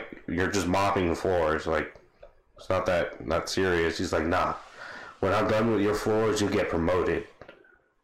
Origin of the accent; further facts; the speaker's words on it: Bangladesh; I'm from Bangladesh